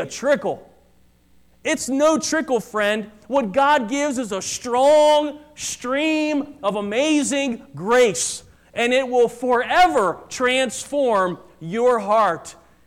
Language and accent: English; United States; as an American